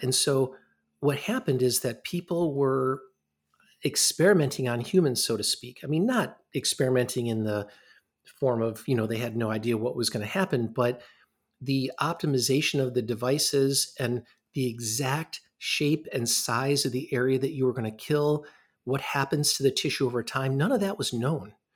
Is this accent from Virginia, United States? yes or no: no; Ann Arbor, Michigan, United States; moved away as an adult; also born or lived in Rochester, New York; now in Madison, United States; I grew up in Ann Arbor, Michigan, which is not that far from here